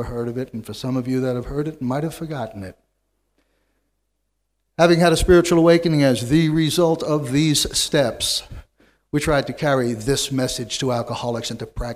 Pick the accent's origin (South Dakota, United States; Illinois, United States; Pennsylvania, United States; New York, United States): New York, United States; New York City; I was born and reared in New York City